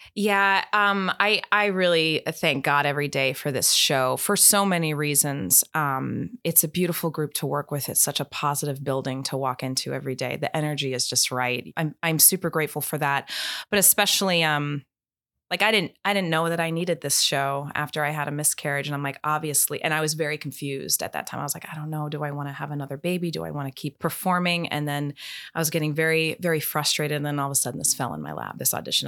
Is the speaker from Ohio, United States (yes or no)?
no; Maine, United States; moved away; also born or lived in New York; I'm originally from Maine. That's where all my family still is